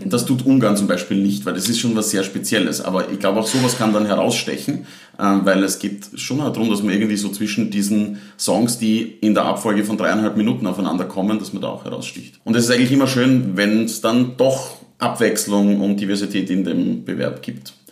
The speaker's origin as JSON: {"language": "German", "town": "Leibnitz", "region": "Styria", "country": "Austria", "moved": "as an adult", "lives_now": "Vienna, Austria", "said": "Ich bin auch aus der Steiermark und ich komme aus dem Bezirk Leibniz, südlich von Graz."}